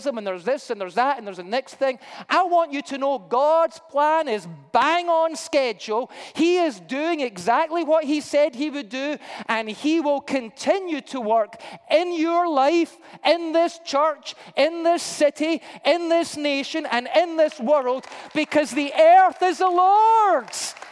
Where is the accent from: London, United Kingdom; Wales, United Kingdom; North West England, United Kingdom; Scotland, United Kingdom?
Scotland, United Kingdom; I'm Scottish